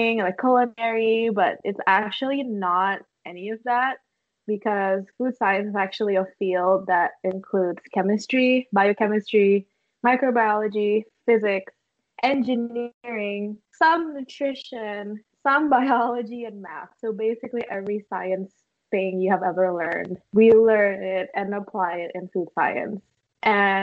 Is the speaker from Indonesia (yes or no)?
yes; Indonesia; moved away as an adult; also born or lived in Indiana, United States; now in Hawaii, United States; I am from Indonesia, and I moved to the U.S. in 2015 for college